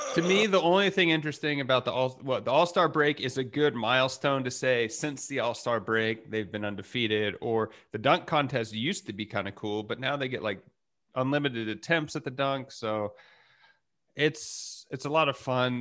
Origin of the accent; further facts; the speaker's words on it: Texas, United States; growing up in Texas, fireworks were always pretty accessible